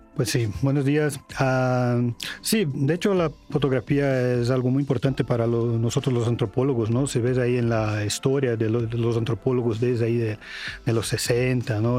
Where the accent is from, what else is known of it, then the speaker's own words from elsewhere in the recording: Brazil; Spanish is a second language; now in Mexico; soy de Brasil, entonces voy a utilizar un tema de mi país